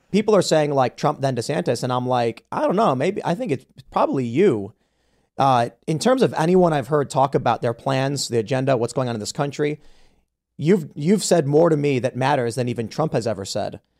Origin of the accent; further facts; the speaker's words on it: Chicago, Illinois, United States; I grew up in Chicago as a Chicago urban liberal